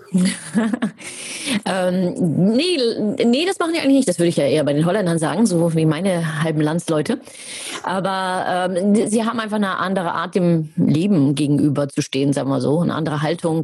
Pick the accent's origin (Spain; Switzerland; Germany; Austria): Germany; ich bin ja Deutsche